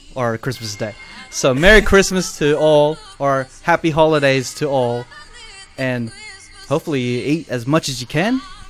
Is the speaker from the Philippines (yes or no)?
yes; Philippines; I'm Filipino